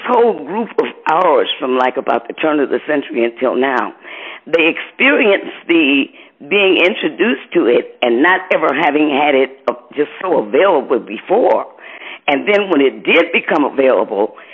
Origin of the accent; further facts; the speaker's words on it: Detroit, Michigan, United States; also born or lived in Muskegon, Michigan; when we moved from Muskegon to Detroit